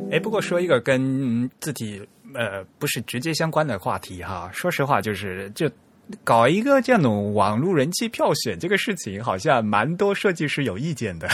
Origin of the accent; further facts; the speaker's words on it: China; 在我们大陆这边